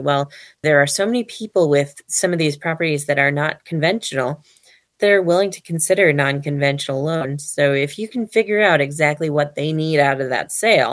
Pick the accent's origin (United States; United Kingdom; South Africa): United States; Ladysmith, Wisconsin; as kids growing up in Ladysmith, Wisconsin